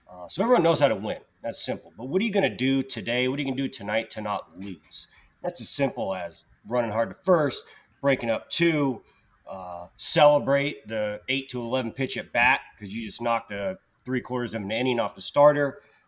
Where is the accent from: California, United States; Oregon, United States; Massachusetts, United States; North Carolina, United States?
California, United States; Petaluma; Petaluma, California, 707. Petaluma, area